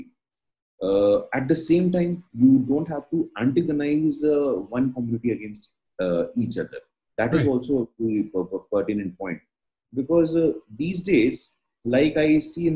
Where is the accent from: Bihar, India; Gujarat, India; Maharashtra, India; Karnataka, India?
Bihar, India; Patna; I was born in Patna, and my initial education happened in Patna itself.